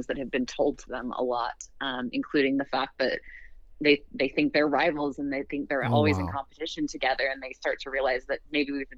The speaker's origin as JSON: {"language": "English", "region": "Western United States", "country": "United States", "tie": "born or raised there"}